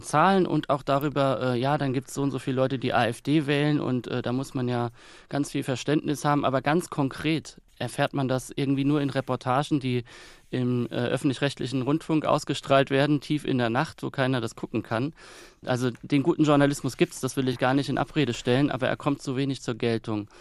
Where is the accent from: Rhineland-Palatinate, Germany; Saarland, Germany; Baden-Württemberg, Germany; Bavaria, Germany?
Rhineland-Palatinate, Germany; Kaiserslautern; moved away; ich möchte jetzt auch gar nicht mehr in Kaiserslautern leben, auch wenn es meine Heimat ist und bleibt